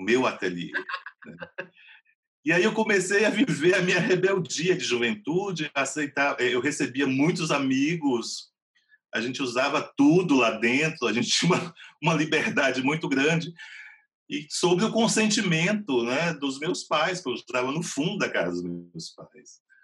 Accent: Vitória da Conquista, Bahia, Brazil; also born or lived in Macaúbas, Bahia / Salvador; eu nasci em Macaúbas, mas na década de 70 minha família se mudou para Vitória da Conquista. Então, a minha formação toda foi em Vitória da Conquista, uma cidade do sudoeste da Bahia

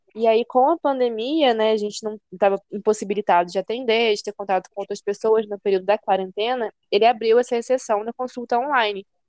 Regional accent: Campos dos Goytacazes, Rio de Janeiro, Brazil; moved away as an adult; now in Lumiar, Brazil; Campos, né? Minha terrinha natal

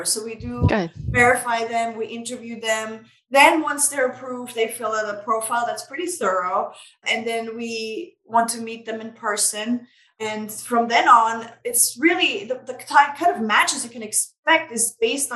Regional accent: Vienna, Austria; now in United States; I'm originally from Vienna, Austria

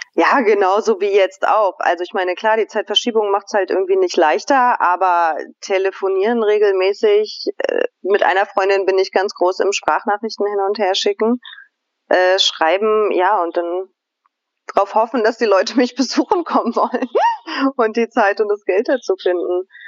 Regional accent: Hanover, Lower Saxony, Germany; now in Albania; bin in Hannover geboren

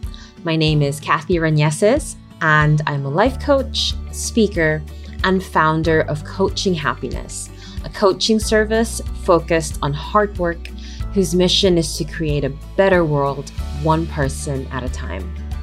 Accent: United Arab Emirates; I was born and raised in the United Arab Emirates for most of my formative years. My schooling being spent mostly among the Brits and my general rearing among a community of Filipino families

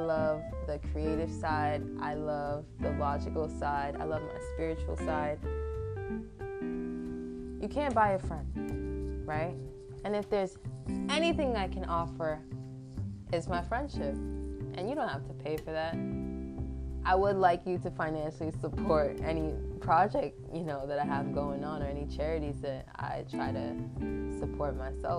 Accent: New York, United States; I'm also from New York

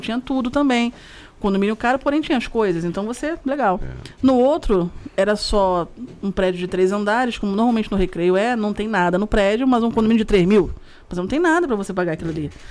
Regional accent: Rio de Janeiro, Brazil; você morar na Praça Seca, no Rio de Janeiro, para quem é do Rio vai saber muito bem o porquê que eu tô falando isso, morar do lado de São José Operário, de você crescer nesse bairro, crescer neste condomínio, ficar 30 e poucos anos no mesmo lugar

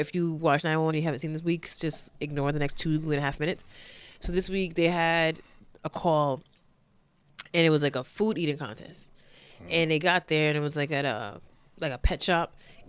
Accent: Nigeria; Yeah, and I'm a Nigerian.

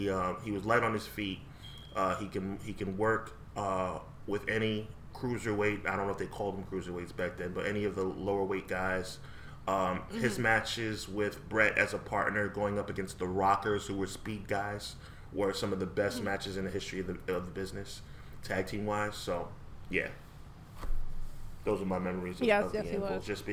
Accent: Nevada, United States; Yeah, I'm from Nevada.

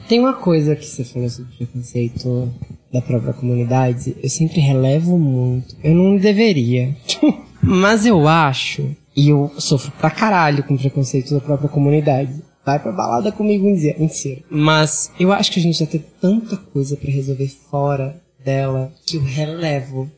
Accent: Northeast Region, Brazil; moved away as an adult; now in São Paulo, Brazil; Eu sou gay e sou nordestino.

